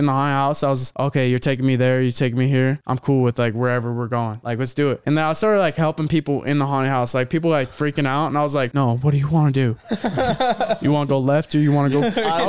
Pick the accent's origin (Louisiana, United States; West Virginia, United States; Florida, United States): Louisiana, United States; New Orleans; Sorry for my accent. I'm from New Orleans.